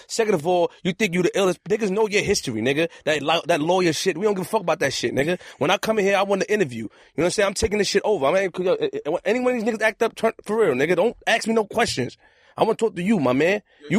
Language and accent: English; New York City, New York, United States; I'm from Queens, nigga.